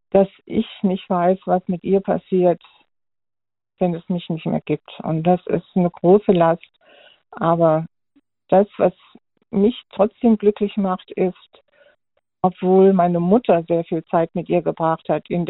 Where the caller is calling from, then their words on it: Heilbronn, Baden-Württemberg, Germany; Ich bin der …, ich komme aus Gegend Heilbronn.